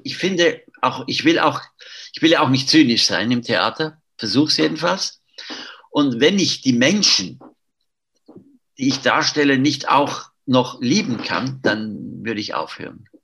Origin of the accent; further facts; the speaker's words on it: Zurich, Switzerland; ich bin in Zürich aufgewachsen